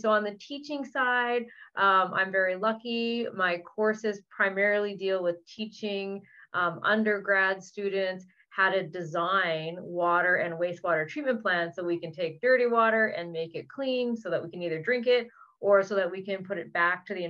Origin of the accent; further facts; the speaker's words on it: British Columbia, Canada; now in Ottawa, Canada; I'm originally from British Columbia, which has a lot of nice weather, but I now live in Ontario.